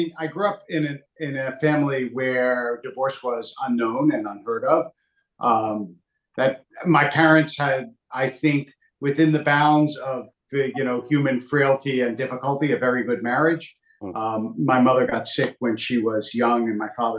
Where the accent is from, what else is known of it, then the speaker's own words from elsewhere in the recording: Philadelphia, Pennsylvania, United States; moved away; also born or lived in Hackensack, New Jersey; I grew up in Philadelphia, also